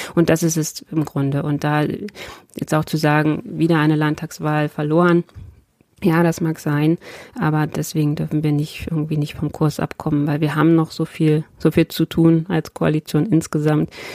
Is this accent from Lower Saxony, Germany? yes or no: yes; Lower Saxony, Germany; Ich als Niedersächsin